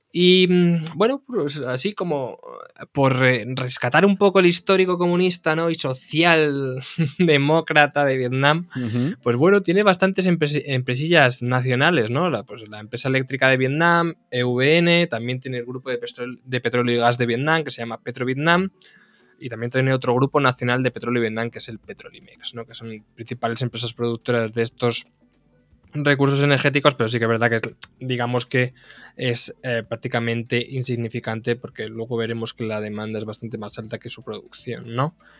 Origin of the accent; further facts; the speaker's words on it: Castilla-La Mancha, Spain; vengo del, del Carral de la Mancha, entonces claro, nunca, me he creado con olivos, me he creado con viñas